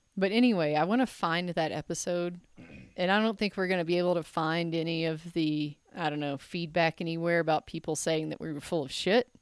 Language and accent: English; Memphis, Tennessee, United States; I'm from Memphis